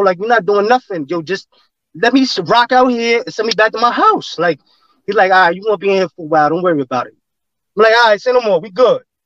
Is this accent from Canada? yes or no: no; New York City, New York, United States; also born or lived in Staten Island; I'm from Flatbush